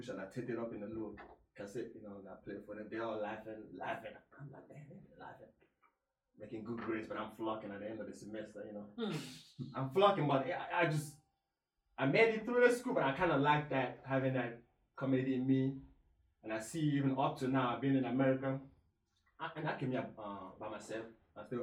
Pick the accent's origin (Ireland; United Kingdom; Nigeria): Nigeria; now in United States; when I grew up in Nigeria, it was rough